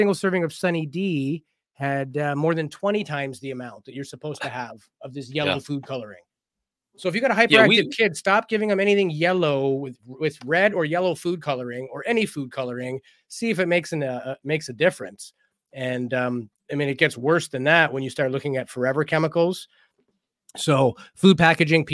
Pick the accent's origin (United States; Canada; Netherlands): Canada; I am Canadian